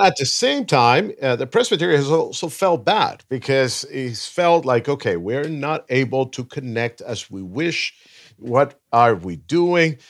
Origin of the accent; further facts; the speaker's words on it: Venezuela; now in Los Angeles, United States; I was born in Venezuela, um, but I have lived most of my life here in L A.